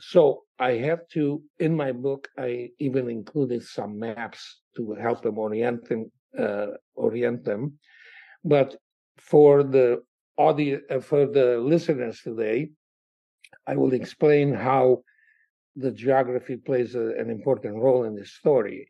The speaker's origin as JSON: {"language": "English", "town": "Cluj-Napoca", "region": "Cluj County", "country": "Romania", "tie": "born or raised there", "said": "my hometown of Cluj uh, in Transylvania"}